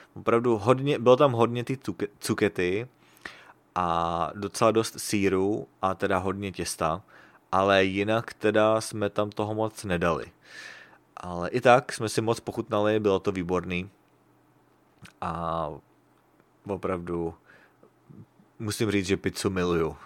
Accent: Prague, Czechia; now in Sacramento, United States; Když jsem byl v Praze

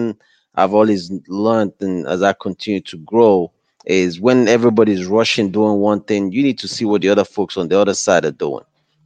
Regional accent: Nigeria; moved away as an adult; now in United States; I'm from West Africa, Nigeria, with just a high school diploma from Nigeria

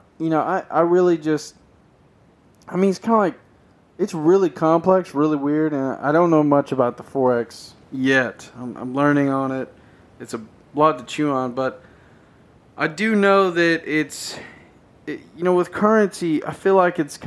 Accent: Nashville, Tennessee, United States; I'm from Tennessee, around the Nashville area.

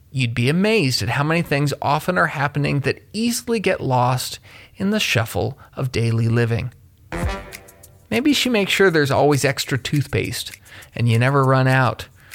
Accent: Kentucky, United States; my home state of Kentucky

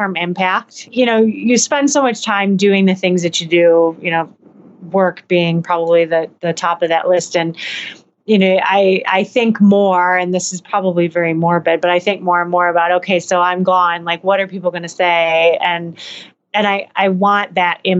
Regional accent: Hillsdale, United States; now in Denver, United States; Hillsdale, my hometown

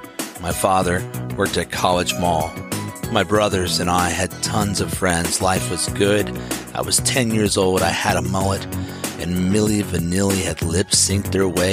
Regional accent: Bloomington, Indiana, United States; Growing up in Indiana University, student housing was pretty awesome.

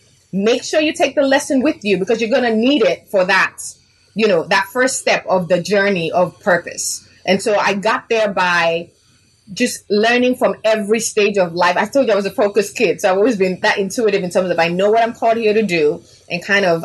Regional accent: Nigeria; also born or lived in Chicago, United States; I was born in Chicago, raised in Nigeria.

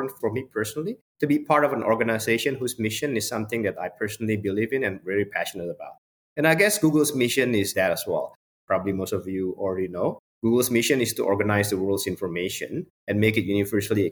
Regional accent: Indonesia; moved away as an adult; I grew up in Indonesia

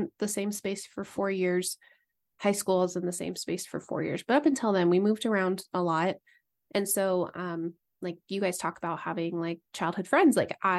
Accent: East Coast, United States; I grew up mainly on the East Coast, and then went to Idaho for college.

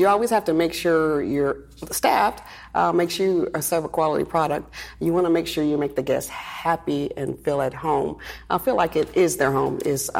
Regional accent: Tallahassee, Florida, United States; I'm originally from Tallahassee, Florida. I'm a military brat, as you say. Dad was in the Army, so I've traveled all over.

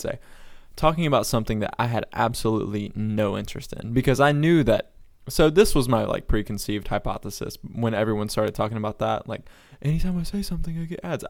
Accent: North Florida, United States; also born or lived in Sunrise, Florida; we moved from South Florida up to North Florida. So my parents, uh, owned a farm

